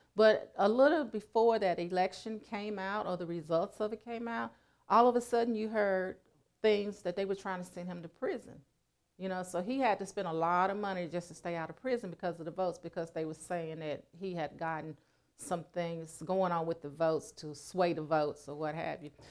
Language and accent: English; Helena-West Helena, Arkansas, United States; my hometown, Helena, West Helena, Arkansas